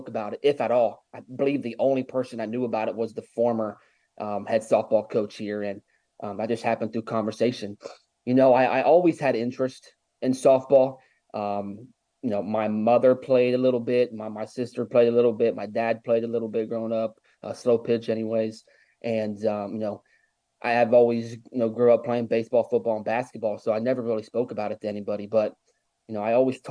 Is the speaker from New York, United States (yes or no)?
no; Ohio, United States; moved away as an adult; also born or lived in Vienna, West Virginia / Virginia Beach, Virginia; now in Georgia, United States; I'm originally from Ohio